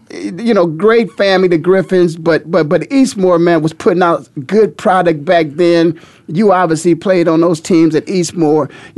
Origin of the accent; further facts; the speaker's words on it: Ohio, United States; I'm not from Columbus, but I'm from the heart of it all. You know, I'm from the state of Ohio